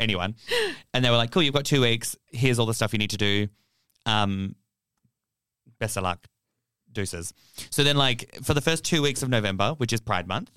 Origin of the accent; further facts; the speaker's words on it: Fremantle, Western Australia, Australia; I'm from Freo